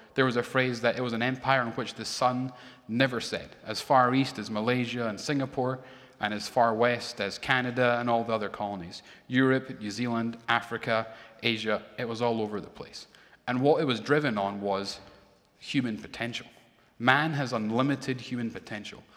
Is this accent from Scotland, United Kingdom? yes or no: yes; Edinburgh, Scotland, United Kingdom; born or raised there; moved away